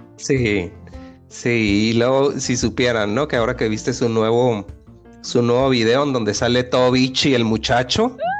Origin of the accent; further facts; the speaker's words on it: Sonora, Mexico; now in Mexico City, Mexico; en Sonora, de donde yo soy